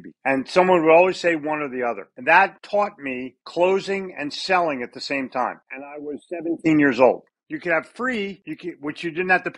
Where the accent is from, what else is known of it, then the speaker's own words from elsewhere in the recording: Philadelphia, Pennsylvania, United States; moved away as an adult; now in North Carolina, United States; I grew up in Philadelphia. I now live in North Carolina